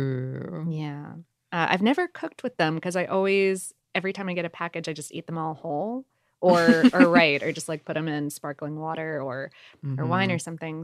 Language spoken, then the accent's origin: English; South Florida, United States; I was also spoiled from growing up in South Florida